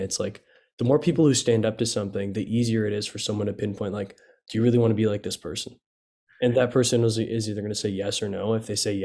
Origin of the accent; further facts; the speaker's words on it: United States; as an American